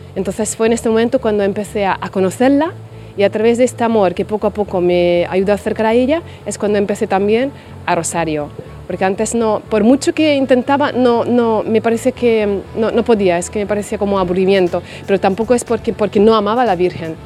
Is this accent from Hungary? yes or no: yes; Hungary; Spanish is a second language; moved away as an adult; now in Spain; soy de Hungría y llevo aquí 20 años ya en España.